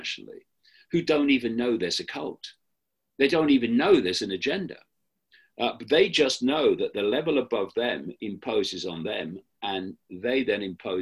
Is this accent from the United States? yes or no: no; Leicester, East Midlands, United Kingdom; moved away; My hometown of Leicester in the English Midlands